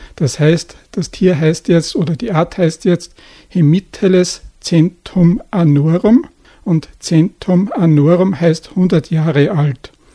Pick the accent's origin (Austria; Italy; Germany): Austria; Upper Austria; bei uns in Oberösterreich